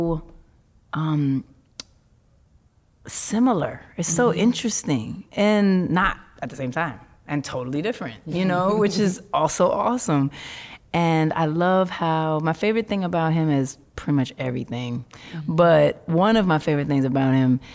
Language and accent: English; New York City, New York, United States; I grew up in Harlem in Hell's Kitchen